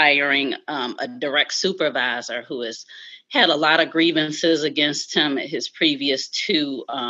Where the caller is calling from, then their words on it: Alexandria, Virginia, United States; I'm calling in from Alexandria, Virginia.